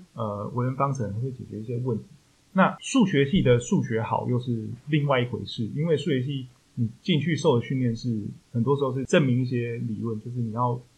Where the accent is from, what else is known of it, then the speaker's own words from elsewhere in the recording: Taichung, Taiwan; 因为我台中人